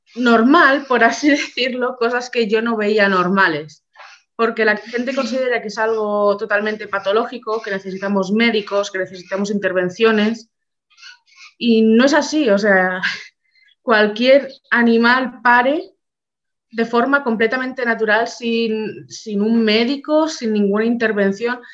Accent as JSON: {"language": "Spanish", "town": "Barcelona", "region": "Catalonia", "country": "Spain", "said": "nosotros somos de Barcelona"}